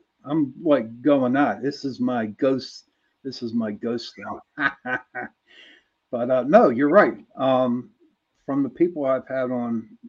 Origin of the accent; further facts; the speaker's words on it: Pittsburgh, Pennsylvania, United States; But I'm from Pittsburgh.